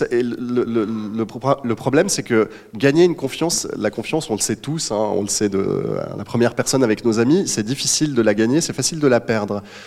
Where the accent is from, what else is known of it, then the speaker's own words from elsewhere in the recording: Switzerland; en tant que Suisse